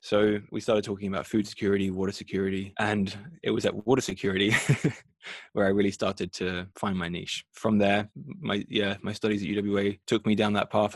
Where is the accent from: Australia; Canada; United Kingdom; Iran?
Australia; moved away as an adult; now in Europe; growing up in Australia